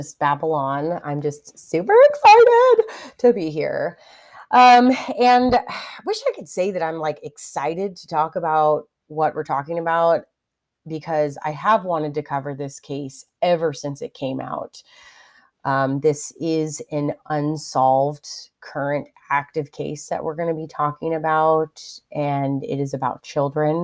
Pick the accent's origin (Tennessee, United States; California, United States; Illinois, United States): California, United States; also born or lived in Texas; I'm from California. We don't have snow days ever